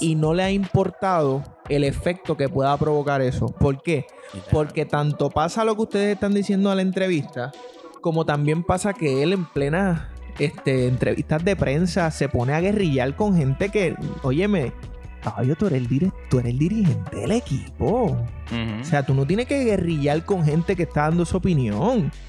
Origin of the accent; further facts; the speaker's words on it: Puerto Rico; Yo soy puertorriqueño